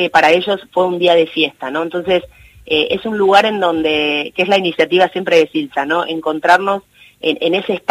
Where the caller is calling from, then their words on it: Castelar, Buenos Aires Province, Argentina; Soy … de, de Castelar